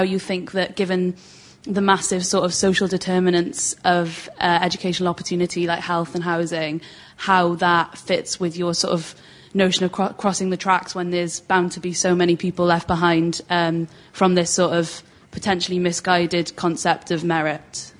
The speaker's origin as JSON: {"language": "English", "region": "South Wales", "country": "United Kingdom", "said": "I'm from South Wales"}